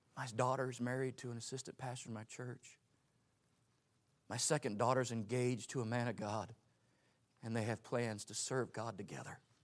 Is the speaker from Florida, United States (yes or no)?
yes; Pensacola, Florida, United States; I grew up in Pensacola, Florida